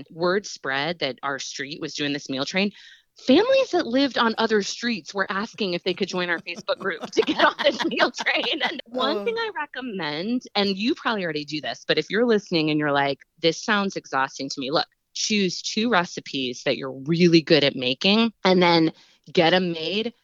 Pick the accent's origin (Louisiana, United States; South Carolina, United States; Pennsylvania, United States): Pennsylvania, United States; we're from Pennsylvania.